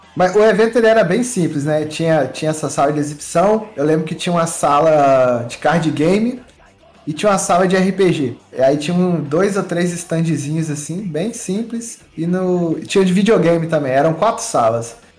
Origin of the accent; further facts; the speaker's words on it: Muriaé, Minas Gerais, Brazil; eu sou de Muriaé, eu tenho 36 anos